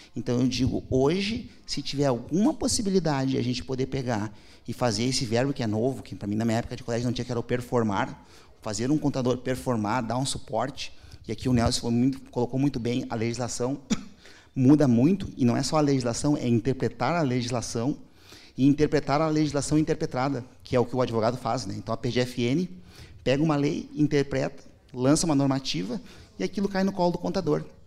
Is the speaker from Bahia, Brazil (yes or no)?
no; Porto Alegre, Rio Grande do Sul, Brazil; Eu nasci em Porto Alegre